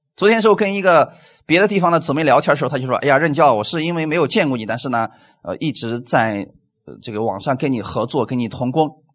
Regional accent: China

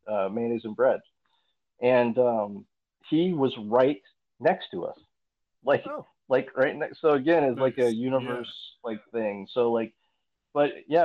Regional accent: Indiana, United States; growing up in Indiana, I think we all grew up in Indiana here

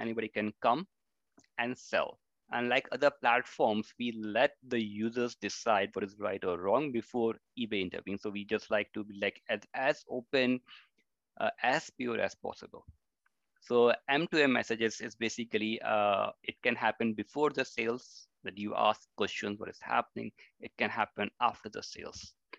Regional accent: India; which was like totally new to me, because I came from India.

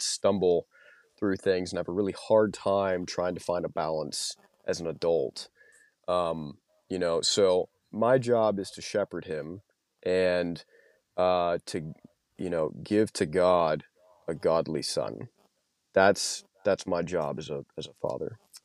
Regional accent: Louisiana, United States; moved away as an adult; now in Moscow, Idaho, United States; I was from Louisiana. That's where I went back home to after I got out of the Marine Corps

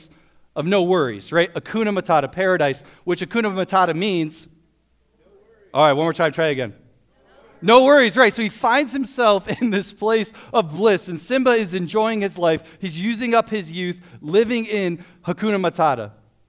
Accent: Toledo, Ohio, United States; also born or lived in Springfield, Missouri; I grew up in Toledo, went to Toledo Christian High School

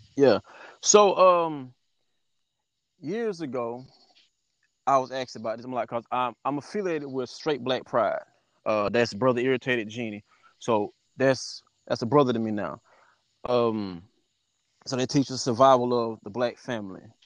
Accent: Ruby, South Carolina, United States; also born or lived in Chesterfield / Atlanta; I grew up in Ruby. As you said, I grew up in Ruby

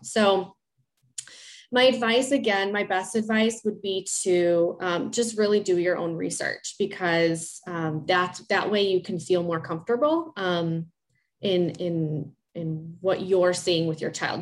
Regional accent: Chicago, Illinois, United States; I'm from Chicago, and I work in the Chicagoland area

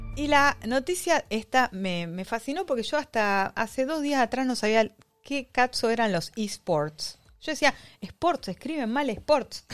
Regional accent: Uruguay; also born or lived in Argentina; now in China; soy argentino-uruguaya, este, uruguaya-argentina

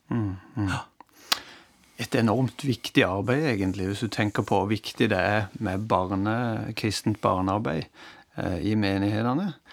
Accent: Norway; moved away; jeg har hørt det hjemme i Norge på søndagsskolen.

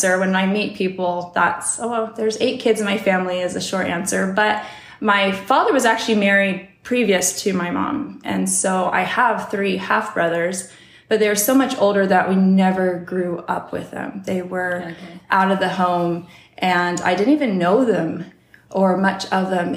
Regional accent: Olympia, Washington, United States; also born or lived in California; I grew up in Olympia, Washington. I was born in California, but we didn't live there long

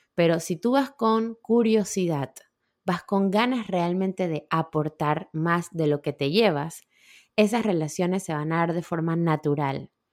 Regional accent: Panama; moved away; yo soy de Panamá, mis amigas mamás panameñas, que vivimos cerca aquí

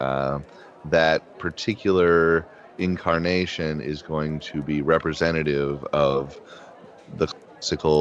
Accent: Midwest, United States; as a Midwesterner

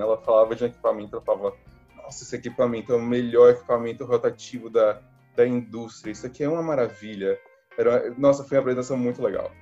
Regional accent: Salvador, Bahia, Brazil; moved away as an adult; now in Rio de Janeiro, Brazil; eu sou de Salvador

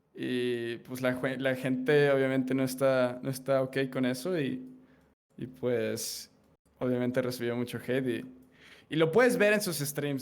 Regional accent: Mexico; como soy de México

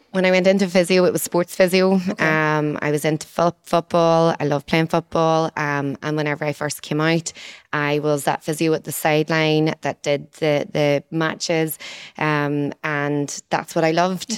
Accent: Moneymore, Northern Ireland, United Kingdom; I'm from Moneymore, and then I didn't move too far away from Moneymore in the fact that I still live there.

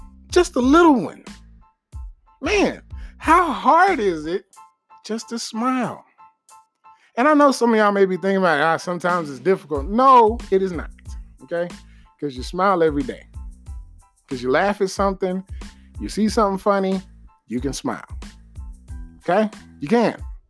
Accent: Texas, United States; I'm from Texas.

